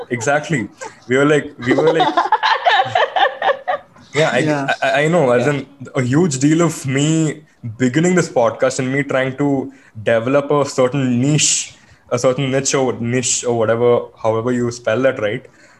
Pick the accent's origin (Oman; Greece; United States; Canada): Oman; we a very recurring theme of our podcast is us trying to embrace our culture of having born and brought up in Middle East, right? So the point is like, yep, we grew up and we're like, yes, we have Indians in Oman